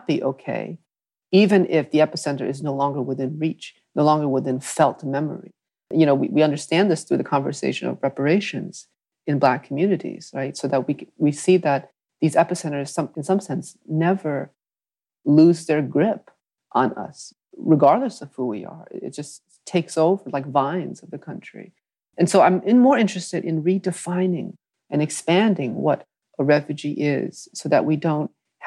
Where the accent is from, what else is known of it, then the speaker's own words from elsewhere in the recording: Hartford, Connecticut, United States; English is a second language; growing up in New England